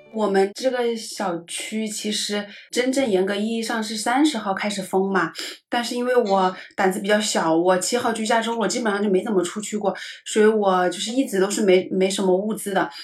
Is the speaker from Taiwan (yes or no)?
no; Hunan, China; now in Shanghai, China; 我妈也是湖南那边的，就是我们家乡的那种口味